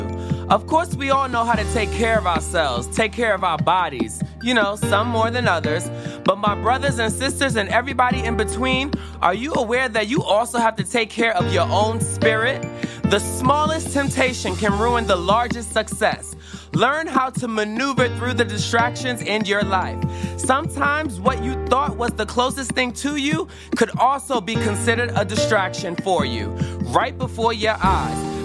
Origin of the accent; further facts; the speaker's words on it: New York City, New York, United States; I'm from Flatbush